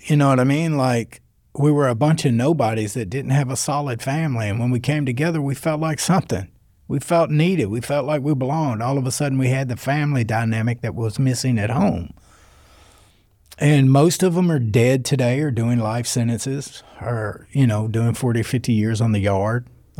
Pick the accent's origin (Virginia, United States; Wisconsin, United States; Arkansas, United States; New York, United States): Arkansas, United States; North Little Rock; Well, it wasn't really because I was from North Little Rock. I grew up on Pike Avenue. You know what I mean? And so for 17 blocks, me and my pop were the only white people out there.